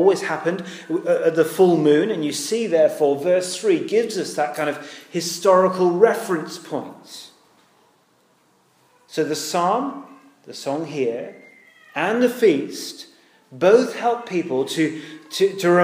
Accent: United Kingdom; we're British

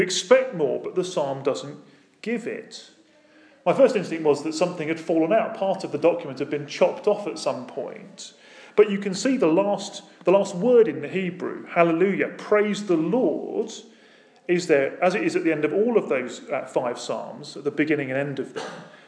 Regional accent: United Kingdom; Now, that might be because we're British, and some of us are British, and we like our praise dialed down to two.

